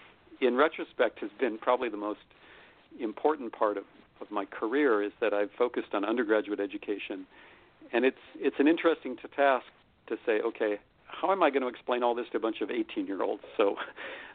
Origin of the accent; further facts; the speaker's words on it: United States; I'm an American citizen, so I've lived my entire life in the most powerful country in the history of the world